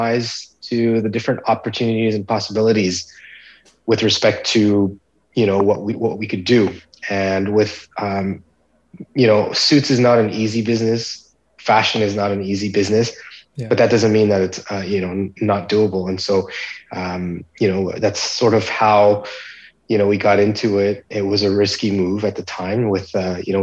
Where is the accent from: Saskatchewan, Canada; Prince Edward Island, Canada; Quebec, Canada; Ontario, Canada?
Quebec, Canada; Montreal; I was born in Montreal in Canada